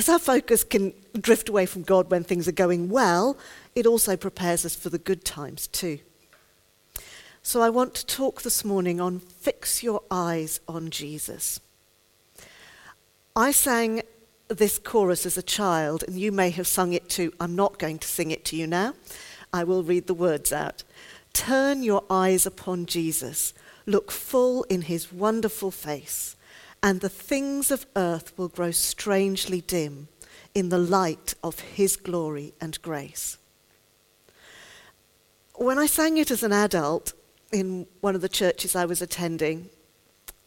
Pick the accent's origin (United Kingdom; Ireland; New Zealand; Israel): United Kingdom; I'm a Brit